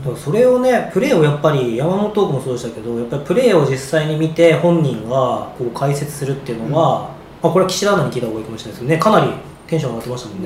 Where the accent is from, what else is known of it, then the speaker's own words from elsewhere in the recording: Hokkaido, Japan; どさんこ2人でやる